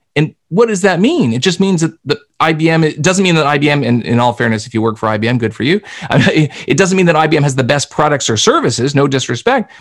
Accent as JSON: {"language": "English", "country": "Canada", "accent": "Canadian", "said": "I'm Canadian. You can tell by my accent, I say process and project and those kinds of things."}